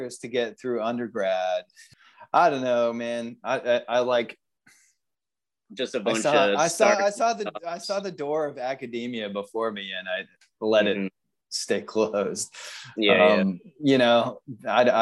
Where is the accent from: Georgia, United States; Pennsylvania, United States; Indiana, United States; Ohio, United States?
Georgia, United States; Atlanta; moved away as an adult; also born or lived in Canada / Worcester, Massachusetts / Naples, Florida; now in Buenos Aires, Argentina; Atlanta is where I was, like, you know, spent the most time, really, you know, kind of grew up there. I went to high school there